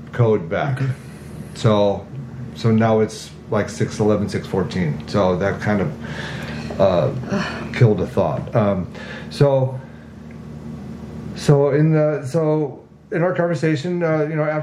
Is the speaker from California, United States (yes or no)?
yes; Agoura Hills, California, United States; I grew up in Agoura from '69 to '86